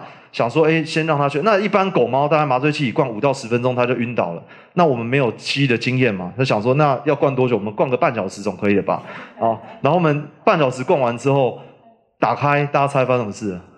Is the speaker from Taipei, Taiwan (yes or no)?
yes; Taipei, Taiwan; now in Yunlin, Taiwan; 第一个是我是台北人，但是我。不住台北啊，然后我也没有非常喜欢在台北生活啊。那我现在，所以我现在平常住在云林嘛